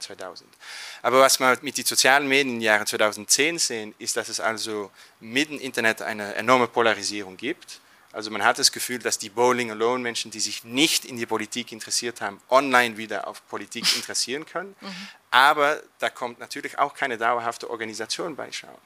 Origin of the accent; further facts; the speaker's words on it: Flanders, Belgium; German is a second language; in Flandern oder Belgien, wo ich herkomme